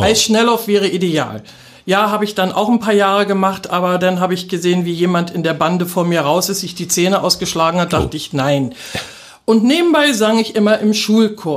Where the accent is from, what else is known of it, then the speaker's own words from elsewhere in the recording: Berlin, Germany; moved away as an adult; now in Cottbus, Germany; Ich bin ja eine echte Berlinerin, ja. wie man so hört.